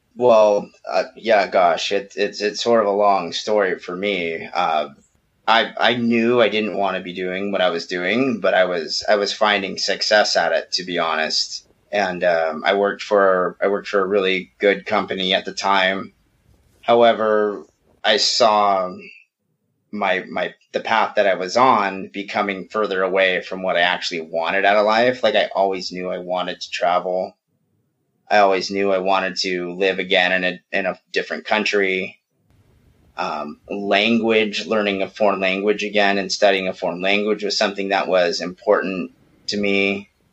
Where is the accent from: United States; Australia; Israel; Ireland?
United States; California; moved away as an adult; now in Mexico; we're we're born and bred California, all of us.